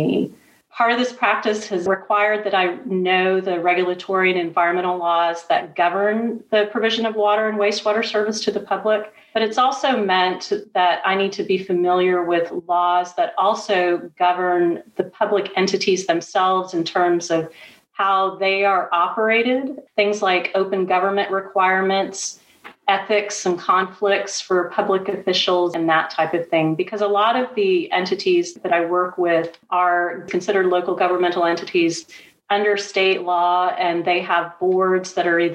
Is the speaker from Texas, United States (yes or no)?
yes; Houston, Texas, United States; I'm a native Texan. I grew up in Houston